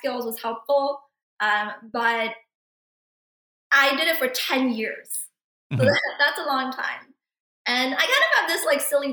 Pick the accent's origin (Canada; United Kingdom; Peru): Canada; Vancouver, British Columbia; moved away as an adult; also born or lived in Jiangxi, China / Albuquerque, United States; now in United States; lived most of my life in Vancouver